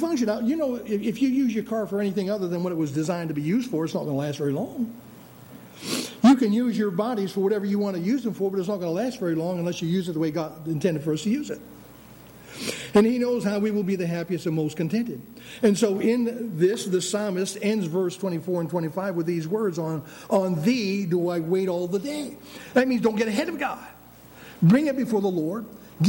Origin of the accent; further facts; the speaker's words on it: United States; we were Americans